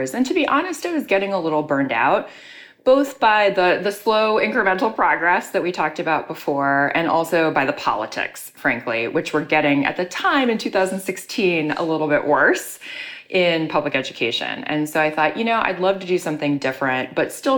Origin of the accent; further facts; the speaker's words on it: Chicago, Illinois, United States; moved away as an adult; also born or lived in New York City; now in Chicago, United States; my hometown of Chicago